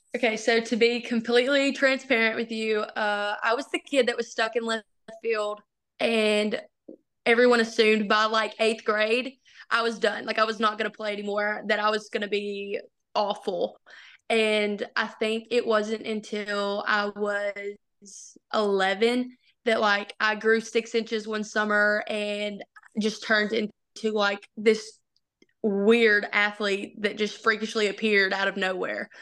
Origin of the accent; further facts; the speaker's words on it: Palestine, Arkansas, United States; I grew up in Palestine, Arkansas.